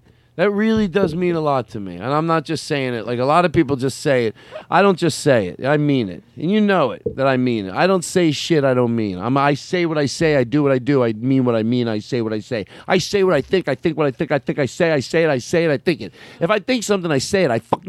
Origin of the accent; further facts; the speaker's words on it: Arizona, United States; Well, I grew up in Arizona.